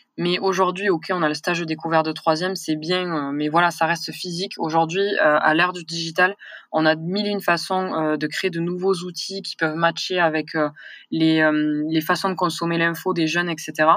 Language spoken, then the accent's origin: French; near Toulouse, Occitania, France; accent: southern; j'ai grandi, à mon accent, vous allez vite le comprendre que je suis du sud. Hein, donc j'ai grandi vers Toulouse, hein, dans un petit village